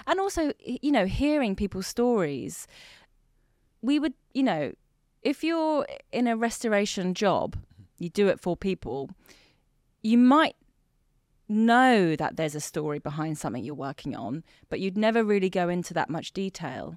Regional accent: Hampshire, South East England, United Kingdom; also born or lived in Tehran, Iran; in Hampshire. Mm-hmm. And then, um, that's where we were for ten years

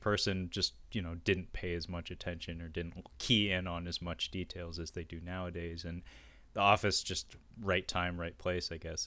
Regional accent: Seattle, Washington, United States; my hometown where I still live to this day, Seattle

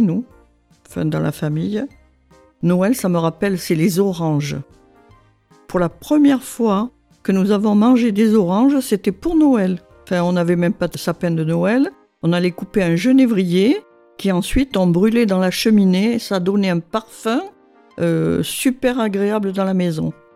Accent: Gironde, Nouvelle-Aquitaine, France; also born or lived in Dordogne; je suis né à Goriac en Gironde, euh, puisque mes parents habitaient en Dordogne

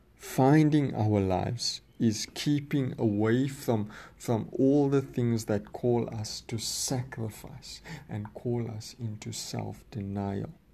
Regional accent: South Africa; I'm, I'm from South Africa

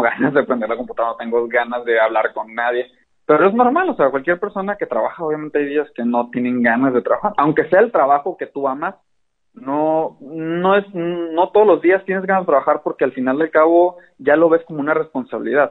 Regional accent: Hermosillo, Sonora, Mexico; also born or lived in Mexico City; soy de Hermosillo, Sonora. Eh, nací y vivo aquí

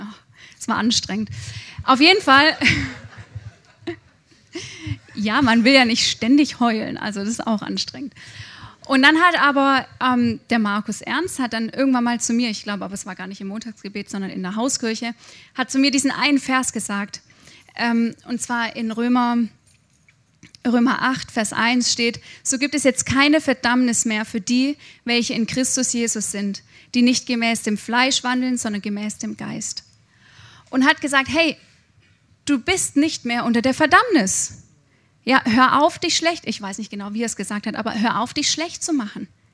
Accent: Germany; Ich habe mich als Deutsche verhalten im Ausland

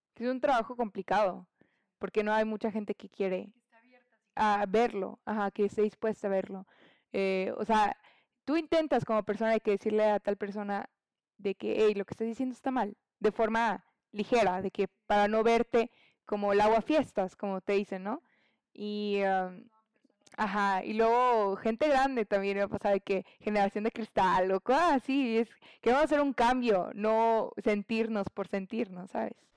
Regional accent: Mexico; como mexicanos

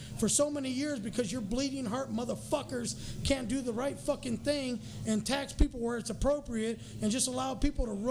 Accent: Costa Rica; now in United States; I'm from Costa Rica

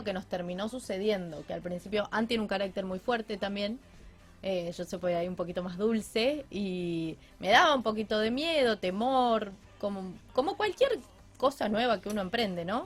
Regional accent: Rafaela, Santa Fe, Argentina; moved away as an adult; now in Rosario, Argentina; no volvería a Rafaela

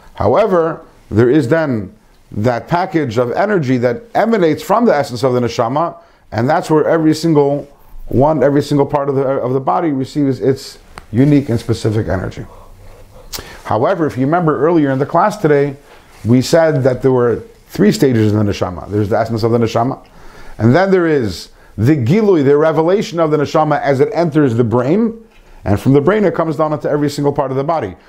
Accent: Michigan, United States; when I was a child growing up in Michigan

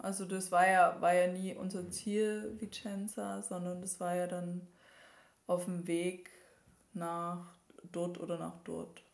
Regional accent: Germany; bei uns in Deutschland

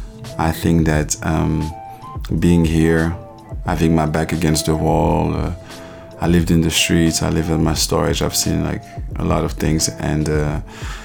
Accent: Paris, Île-de-France, France; moved away as an adult; also born or lived in Ivory Coast; now in New York, United States; I was born in Paris. I grew up in Paris in a traditional African background

